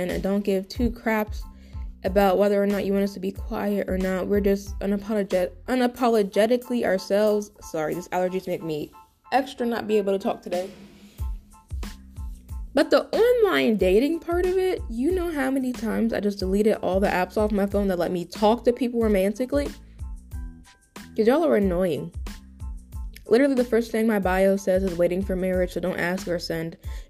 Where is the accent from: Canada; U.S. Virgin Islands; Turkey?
U.S. Virgin Islands; Because I am from the Virgin Islands and I am not willing to relocate anytime soon.